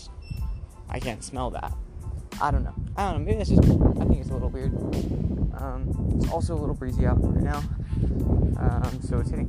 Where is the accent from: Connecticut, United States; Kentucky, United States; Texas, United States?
Texas, United States; moved away; I'm from the south, I'm from Texas